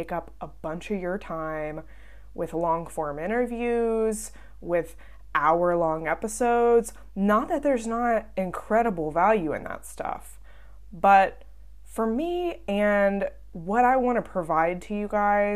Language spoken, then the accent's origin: English; Southern United States, United States; accent: southern; now in Birmingham, United States; my southern accent